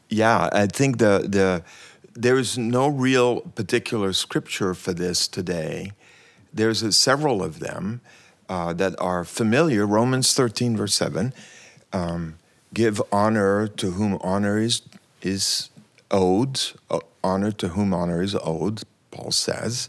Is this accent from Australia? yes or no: no; Switzerland; now in United States; I'm from Switzerland originally, and I've been in the U S for a long time